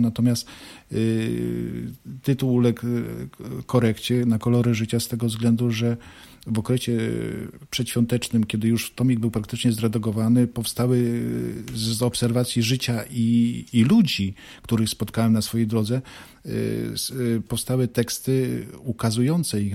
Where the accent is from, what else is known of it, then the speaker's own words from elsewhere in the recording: Zduńska Wola, Łódź Voivodeship, Poland; also born or lived in Turek / Bełchatów; urodziłem się w Turku. Y, do Zduńskiej Woli przyprowadziłem się wraz z rodzicami, gdy byłem w pierwszej klasie y, szkoły podstawowej. Mieszkałem tutaj no, do 20 roku życia